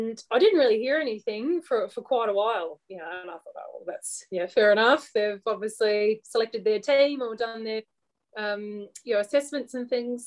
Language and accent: English; Australia; I'm an Australian